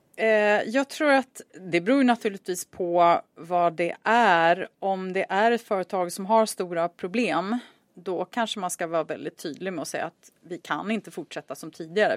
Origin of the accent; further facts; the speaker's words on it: Sweden; moved away as an adult; also born or lived in Chicago; jag var svensk